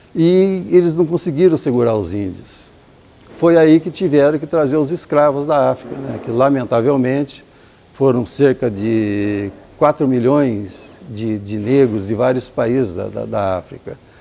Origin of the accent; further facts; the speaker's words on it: interior of Paraná, Brazil; accent: interior (caipira) accent of Paraná, Minas, São Paulo; eu mesmo tenho um sotaque do interior do Paraná, interior de Minas, interior de São Paulo